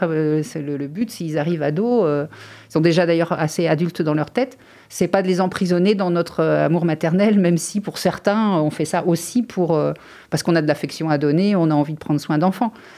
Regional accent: France; je suis née en France dans une famille tranquille

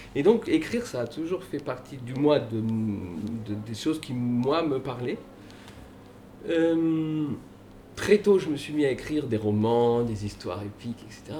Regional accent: Paris, Île-de-France, France; moved away as an adult; now in Loudun, France; je suis né à Paris. J'ai grandi à Paris, vous voyez, j'ai le type parisien

